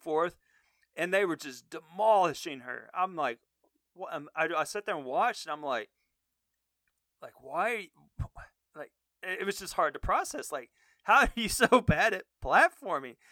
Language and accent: English; Texas, United States; I grew up in Texas